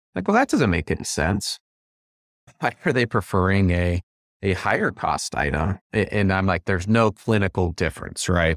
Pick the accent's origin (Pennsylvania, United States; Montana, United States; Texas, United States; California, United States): Montana, United States; I'm from Montana, we've got a ton of rural communities